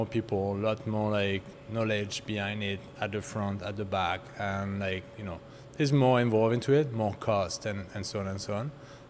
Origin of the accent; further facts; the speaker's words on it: foothills of the Massif Central, southwest France, France; English is a second language; moved away as an adult; now in Canada; I grew up in southwest of France.